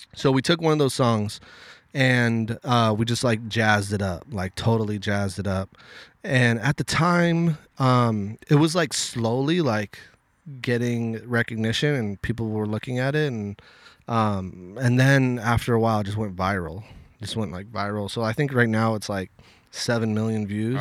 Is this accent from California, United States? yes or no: yes; Los Angeles, California, United States; I grew up in Westchester, which is right next to the L A X airport.